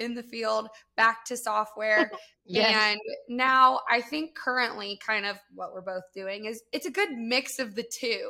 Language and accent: English; Georgia, United States; I am also from Georgia